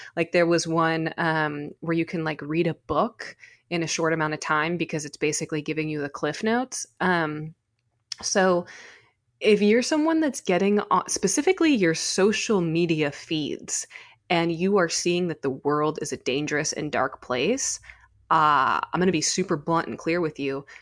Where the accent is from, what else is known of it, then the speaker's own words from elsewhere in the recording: California, United States; being a Californian